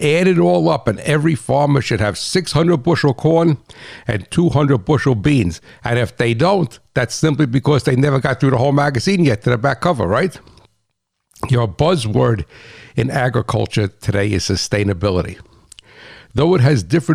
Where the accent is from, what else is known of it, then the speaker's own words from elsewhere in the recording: New Jersey, United States; I'm that guy from New Jersey